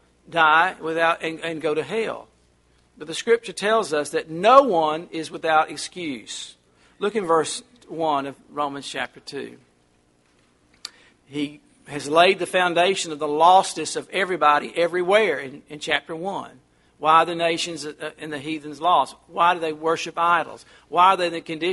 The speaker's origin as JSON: {"language": "English", "country": "United States", "said": "I'm not British. I'm American"}